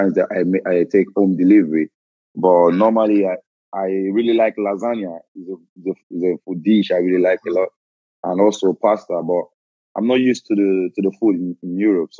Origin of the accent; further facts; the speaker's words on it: Lagos, Nigeria; moved away as an adult; also born or lived in Edo State; now in Lille, France; I'm from Edo State originally, but I was born and I grew up in Lagos